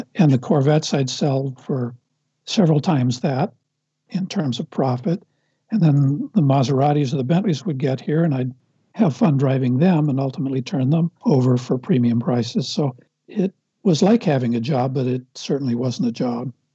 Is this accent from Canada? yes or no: no; Los Angeles, California, United States; I grew up in Brentwood, where all my, I'm exaggerating a little bit when I say all, but most of my neighbors were in the film business or the movie business